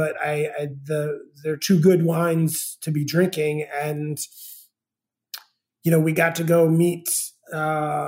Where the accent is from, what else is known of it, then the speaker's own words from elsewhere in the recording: Northern California, United States; moved away as an adult; also born or lived in New York City; now in Charleston, United States; I'm originally from Northern California